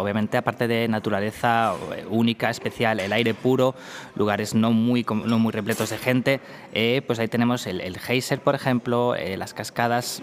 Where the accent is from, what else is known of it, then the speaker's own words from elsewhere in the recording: Spain; now in Reykjavik, Iceland; somos españoles los dos